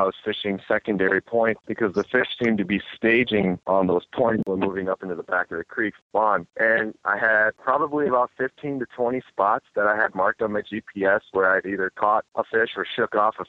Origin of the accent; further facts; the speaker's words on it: Minnesota, United States; I'm from Minnesota. I grew up there fishing all of my life.